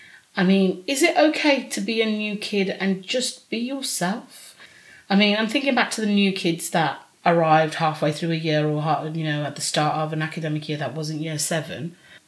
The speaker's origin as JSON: {"language": "English", "country": "United States", "accent": "American", "said": "You know, it depends if you cut out my American accent."}